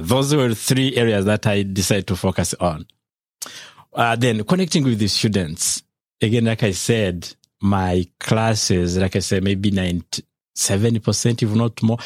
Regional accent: Rwanda; moved away as an adult; now in United States; I've taught, uh, in my home country, Rwanda, for around, um, fourteen years in higher education

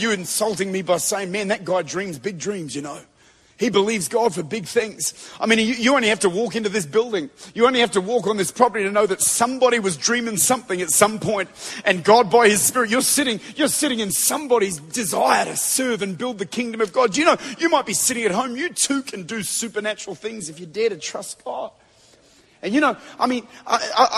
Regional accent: Australia; I'm from Australia

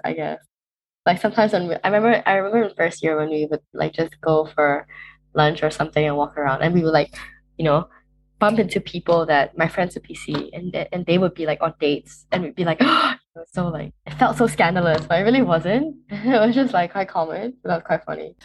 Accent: Malaysia; moved away as an adult; now in Cambridge, United Kingdom; I am originally from Malaysia

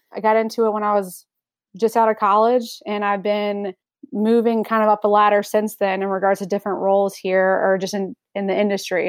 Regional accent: Raleigh, North Carolina, United States; I'm born and raised in Raleigh, so I've only ever lived here

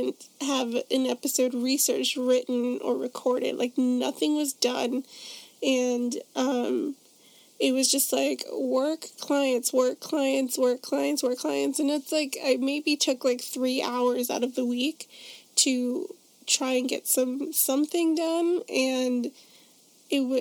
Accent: Chicago, Illinois, United States; my hometown of Chicago, Illinois

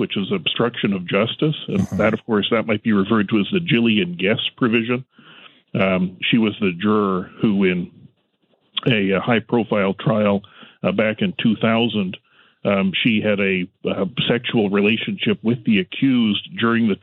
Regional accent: Canada; as a Canadian lawyer

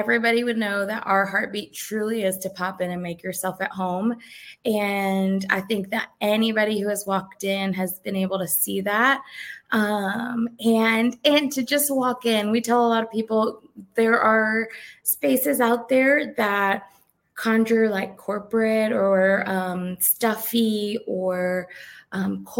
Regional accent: South Florida, United States; now in Georgia, United States; we're originally from South Florida

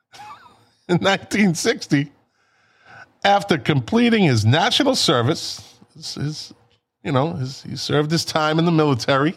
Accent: Boston, Massachusetts, United States; we're from Boston

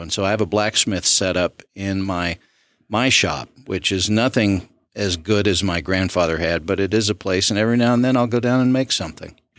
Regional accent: Southwest Arkansas, United States; now in Smith County, Texas, United States; My mother's father served on the city council in my hometown in Southwest Arkansas

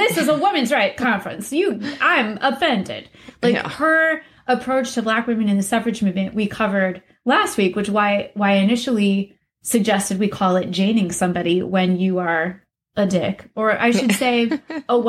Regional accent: Iowa, United States; also born or lived in Minnesota; We are both from Iowa

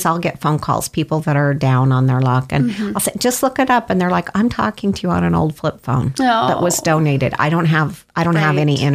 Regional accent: Canyon County, Idaho, United States; We're both from Canyon County

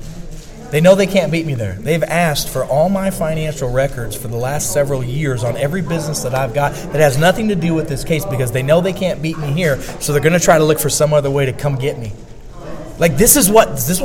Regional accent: Missouri, United States; I'm from Missouri.

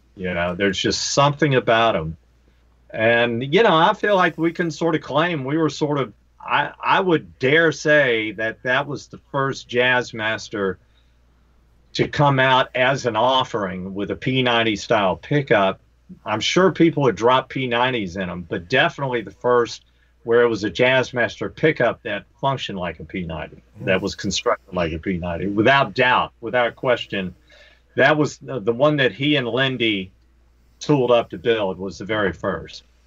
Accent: Greensboro, North Carolina, United States; where I grew up, I'm from Greensboro, North Carolina

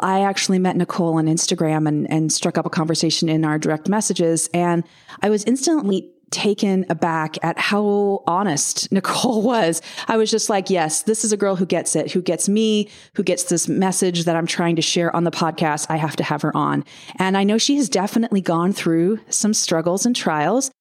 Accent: United States; also born or lived in Southern California; I am also an American

